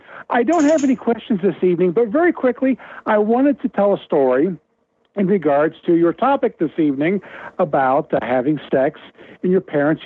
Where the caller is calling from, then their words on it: Cincinnati, Ohio, United States; from Cincinnati.